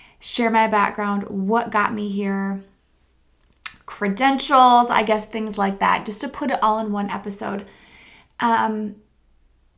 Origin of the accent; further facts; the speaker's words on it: Midwest, United States; I grew up in the Midwest, a very conservative part of the country